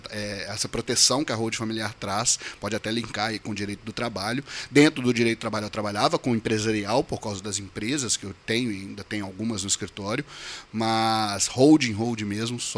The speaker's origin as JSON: {"language": "Portuguese", "town": "Belo Horizonte", "region": "Minas Gerais", "country": "Brazil", "said": "eu sou advogado, né? E sou de Belo Horizonte, Minas Gerais."}